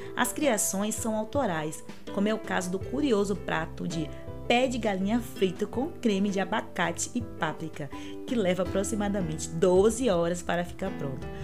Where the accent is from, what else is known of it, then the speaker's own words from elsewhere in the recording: Bahia, Brazil; Eu sou baiana e amo Salvador, sua cultura, nosso povo